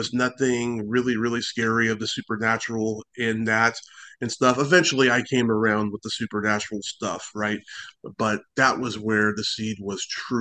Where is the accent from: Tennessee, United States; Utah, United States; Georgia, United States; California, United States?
California, United States; San Francisco; I am born and raised in San Francisco, California